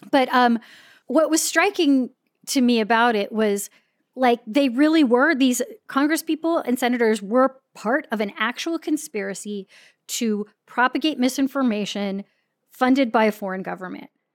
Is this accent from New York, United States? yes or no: no; San Diego, California, United States; we grew up in North County, San Diego